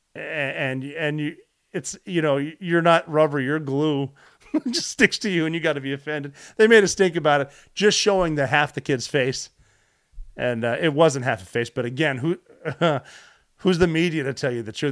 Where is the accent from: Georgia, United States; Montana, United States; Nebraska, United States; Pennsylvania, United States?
Montana, United States; Butte; growing up in Butte, Montana